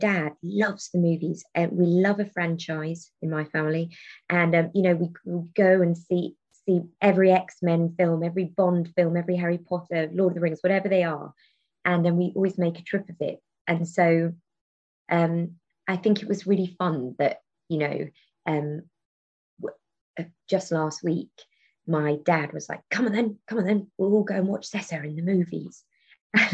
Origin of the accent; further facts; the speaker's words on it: Taunton, South West England, United Kingdom; It's really funny because growing up in Taunton, there is a theatre in Taunton called The Brew House. But it's, you know, and not a lot of things were taught at Taunton.